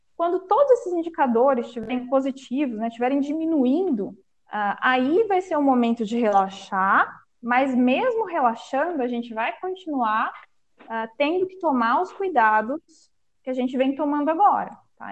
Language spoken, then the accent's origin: Portuguese; Northwest São Paulo, Brazil; a região é, da minha cidade natal é o Noroeste Paulista